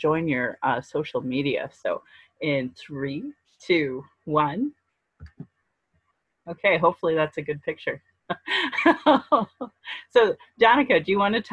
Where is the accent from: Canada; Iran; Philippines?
Canada; Calgary, Alberta; I was raised in Alberta.